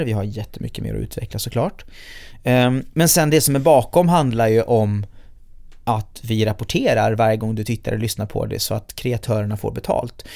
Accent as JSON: {"language": "Swedish", "town": "Gothenburg", "region": "Västra Götaland", "country": "Sweden", "tie": "born or raised there", "said": "Hammarkullen där jag är född och uppvuxen i Göteborg"}